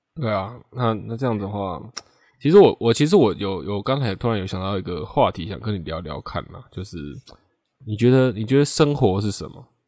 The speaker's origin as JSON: {"language": "Chinese", "country": "Taiwan", "said": "我们台湾人"}